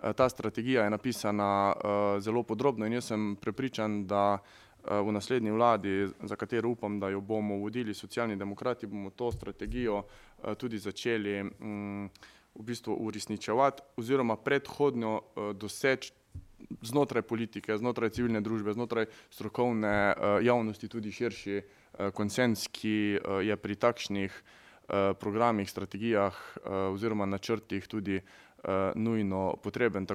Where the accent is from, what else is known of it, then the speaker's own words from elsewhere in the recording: Carinthia, Slovenia; prihajam iz Koroške